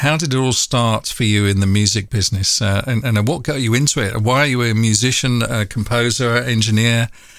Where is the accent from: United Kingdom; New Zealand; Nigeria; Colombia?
United Kingdom; London; I'm from North London, and that's probably nearly as hard to hide.